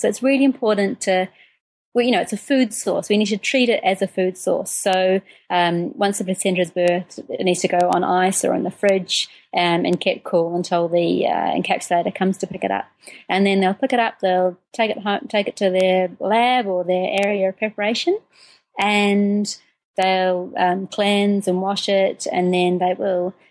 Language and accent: English; New Zealand; moved away as an adult; also born or lived in United Kingdom; I'm originally from New Zealand. I um, spent first 20 four years of my life there.